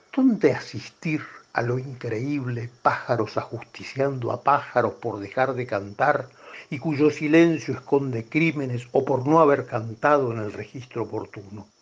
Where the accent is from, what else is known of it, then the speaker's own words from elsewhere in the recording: Buenos Aires, Argentina; yo soy porteño